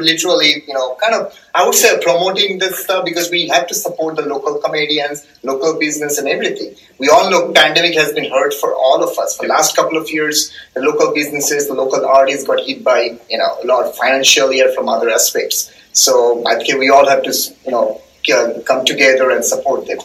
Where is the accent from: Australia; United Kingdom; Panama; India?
India; eastern India; first language Bengali; English is a second language; moved away; I'm actually ah. from eastern part of India, okay? okay. So my mother tongue is Bengali.